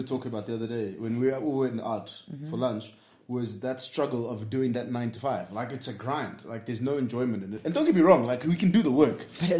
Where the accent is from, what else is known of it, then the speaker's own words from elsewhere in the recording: Nairobi, Kenya; So I also lived, I grew up in Nairobi too.